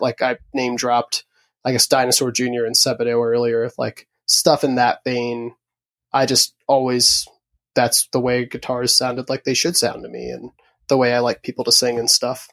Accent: Huntingtown, Maryland, United States; also born or lived in Upper Marlboro, Maryland; I grew up a little outside of D C, originally in a town called Upper Marlboro, um, and then my family moved down south, um, to a town called Huntingtown, uh, in Calvert County

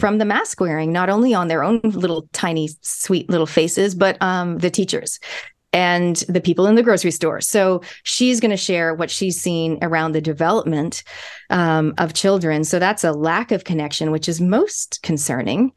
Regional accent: Canada; now in New Zealand; my parents are Kiwis, my grandparents are Kiwis. I was born in Canada. This accent has been with me my whole life.

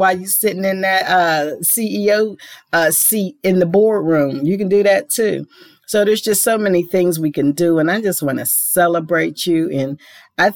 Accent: Pittsburgh, Pennsylvania, United States; my hometown of Pittsburgh

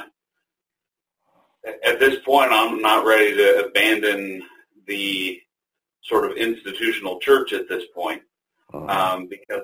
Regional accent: United States; as American Christians

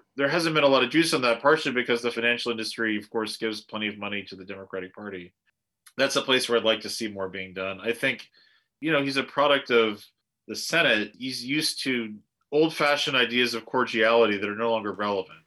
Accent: United States; As an American

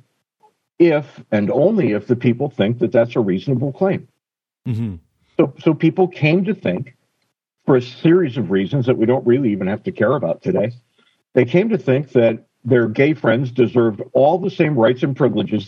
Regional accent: Connecticut, United States; where I grew up in Connecticut

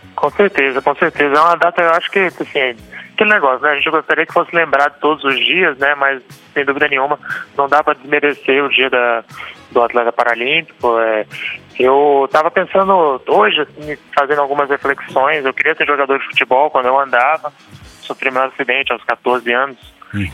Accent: Brasília, Federal District, Brazil; also born or lived in Amazonas / São Paulo; eu sou amazonense, uhum. mas fui criado aqui em Brasília

